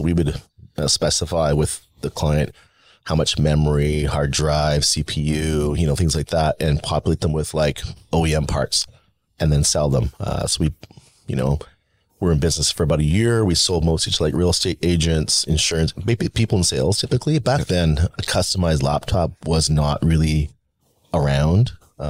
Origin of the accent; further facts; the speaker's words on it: California, United States; also born or lived in Taiwan; I was born in Taiwan in 1970. I know I'm going way back here, yeah. But it makes sense. Immigrant child, came to the U.S. when I was like 3 years old. My dad went to grad school in California.